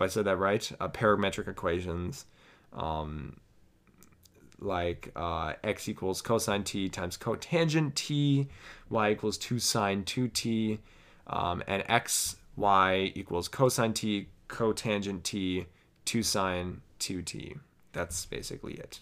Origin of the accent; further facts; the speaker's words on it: United States; I am from the United States